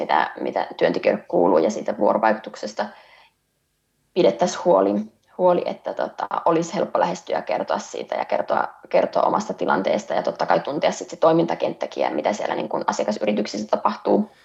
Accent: North Ostrobothnia, Finland; Pohjois-Pohjanmaalle, Pohjois-Suomeen, mistä itse olen kotoisin

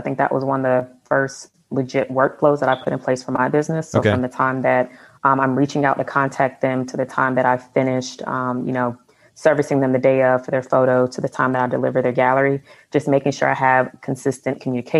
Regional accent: Atlanta, Georgia, United States; also born or lived in Cleveland; Yeah, so I'm originally born and raised in Atlanta, Georgia. And then about 3 years ago, moved to Cleveland for work.

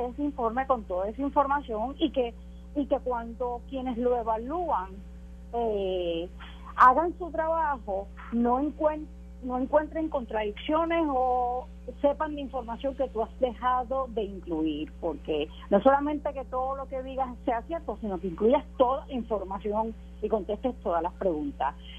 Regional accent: Puerto Rico; como puertorriqueña ciudadana

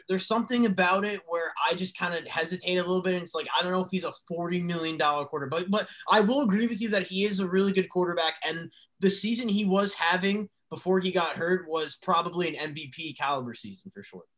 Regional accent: New Jersey, United States; my home state, which I truly love, and all of our home state, by the way, New Jersey

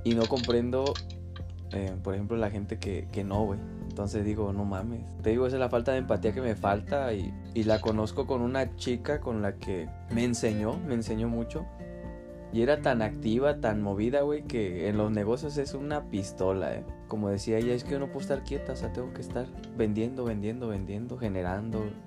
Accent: Chiapas, Mexico; now in Querétaro, Mexico; yo crecí en Chiapas

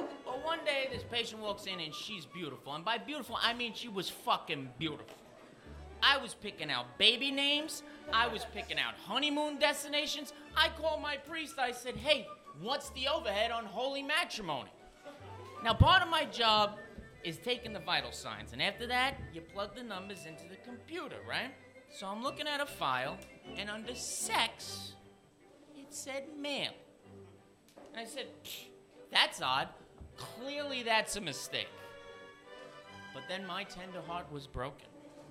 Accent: New York, United States; moved away; also born or lived in Los Angeles; I'm from New York, but I was living in Los Angeles

